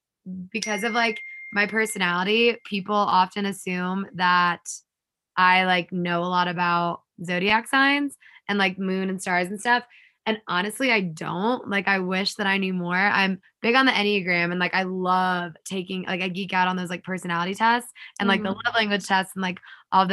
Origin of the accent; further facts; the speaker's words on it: Madison, Alabama, United States; I was pretty much born and raised in Alabama in a small town called Madison in North Alabama.